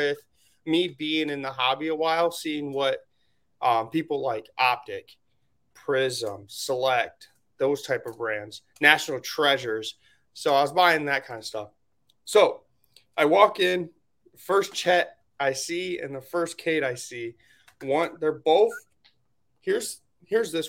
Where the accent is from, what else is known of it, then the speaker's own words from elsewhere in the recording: Michigan, United States; I'm from Michigan